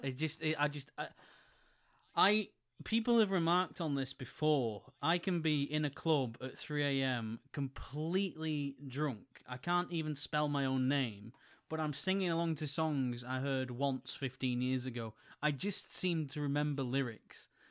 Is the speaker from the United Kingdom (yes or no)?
yes; Wigan, North West England, United Kingdom; in my hometown